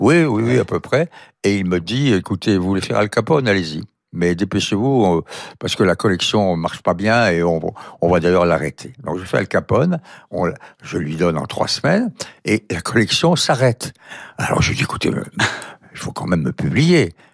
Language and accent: French; Montauban, Occitania, France; mon enfance à Montauban